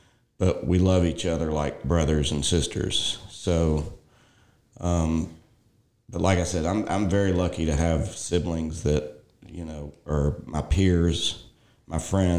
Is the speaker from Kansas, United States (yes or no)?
no; Memphis, Tennessee, United States; I grew up in Memphis, a big city, in a small section of Memphis called Whitehaven. And, you know, it was such a small community.